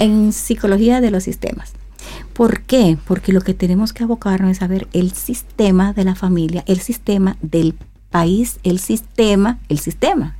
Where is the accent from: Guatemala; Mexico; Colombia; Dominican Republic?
Dominican Republic; mi República Dominicana